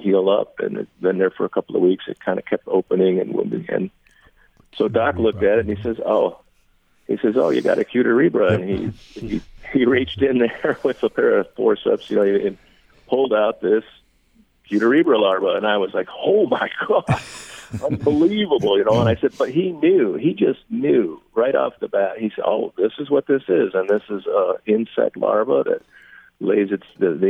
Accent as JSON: {"language": "English", "town": "Ann Arbor", "region": "Michigan", "country": "United States", "tie": "born or raised there", "said": "I grew up in Ann Arbor in the 70s"}